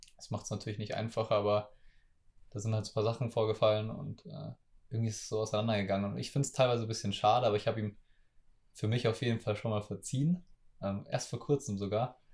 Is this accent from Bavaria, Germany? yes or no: yes; school in Munich from age ten, Bavaria, Germany; viel Zeit zu Hause bei mir im Dorf oder so verbracht habe ähm, als Kind. Ich bin halt, ich bin mit zehn nach München in die Schule gewechselt